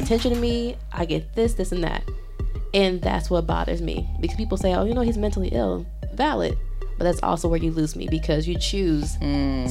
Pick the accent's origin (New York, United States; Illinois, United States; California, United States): Illinois, United States; Chicago; now in Providence, United States; I'm from Southside Chicago